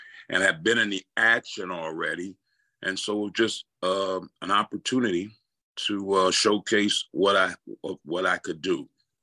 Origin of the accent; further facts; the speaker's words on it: Chicago, Illinois, United States; We had Channel 44 here in Chicago growing up